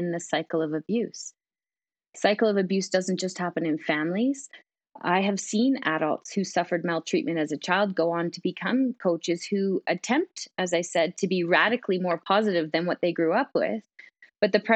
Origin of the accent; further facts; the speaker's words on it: Canada; as a Canadian